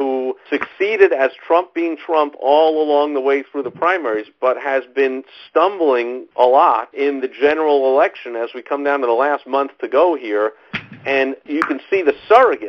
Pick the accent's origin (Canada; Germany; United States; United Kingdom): United States; New York; moved away; I am from New York originally, if you can't tell by the sound of my voice